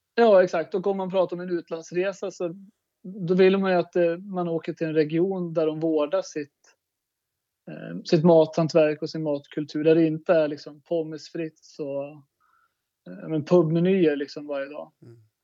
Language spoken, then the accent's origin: Swedish; Börtnan, Jämtland, Sweden; jag växte upp i Börtnan, mina föräldrar är fiskodlare